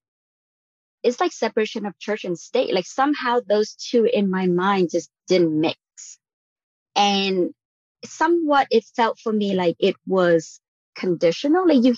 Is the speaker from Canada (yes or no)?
no; Vietnam; moved away as an adult; now in United States; I was born and raised in Vietnam. I came over for college.